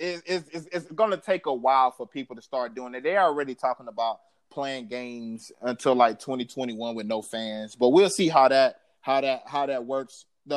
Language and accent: English; Florida, United States; now in El Paso, United States; I'm from Florida